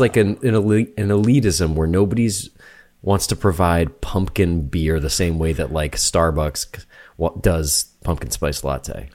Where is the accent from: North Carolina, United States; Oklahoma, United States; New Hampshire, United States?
New Hampshire, United States; moved away; I'm from New Hampshire